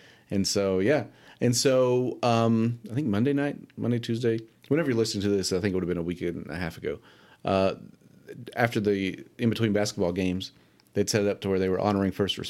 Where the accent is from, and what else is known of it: Powell County, Kentucky, United States; born or raised there